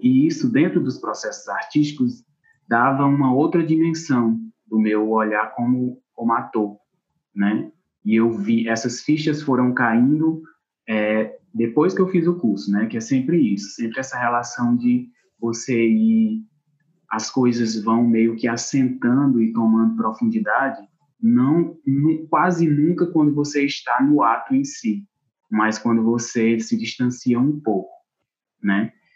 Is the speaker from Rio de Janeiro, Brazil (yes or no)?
no; Acopiara, Ceará, Brazil; moved away as an adult; now in Cariri, Brazil; eu sou da cidade de Acopiara, Ceará, na região centro-sul do estado